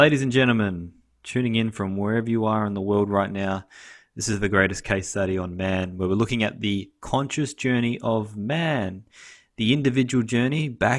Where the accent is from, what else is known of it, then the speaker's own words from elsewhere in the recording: Canada; today I'm with my fellow Canadian brother, Mr. Greg Biggs.